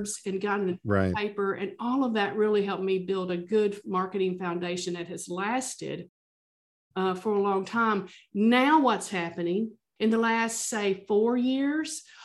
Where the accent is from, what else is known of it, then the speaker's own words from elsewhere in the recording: the South, United States; I'm from the South